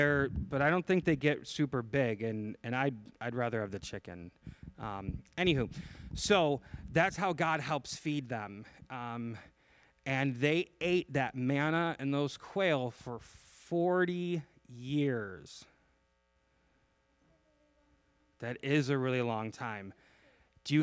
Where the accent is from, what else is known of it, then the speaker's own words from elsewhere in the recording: Chicago, Illinois, United States; I came from Chicago.